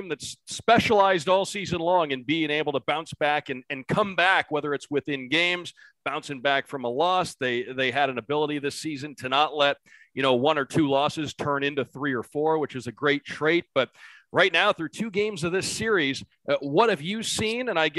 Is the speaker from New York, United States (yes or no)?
no; Detroit, Michigan, United States; also born or lived in Cleveland, Ohio; I'm a Midwesterner from Michigan, from the Detroit area